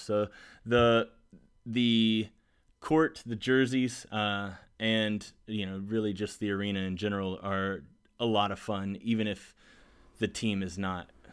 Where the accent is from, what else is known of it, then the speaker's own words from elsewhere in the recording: South Carolina, United States; I'm from South Carolina